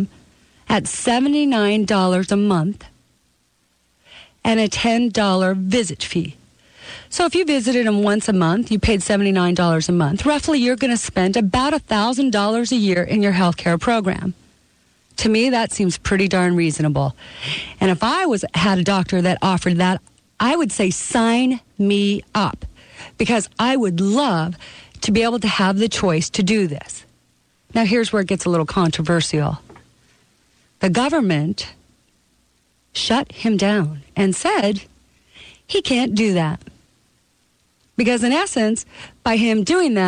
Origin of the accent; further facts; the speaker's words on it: Canada; now in United States; I was born in the country of Canada. But in 1983, I took out my citizenship and became a United States citizen